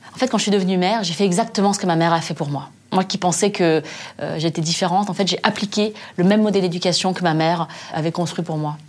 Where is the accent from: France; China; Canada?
France; je suis née en France, j'ai grandi en France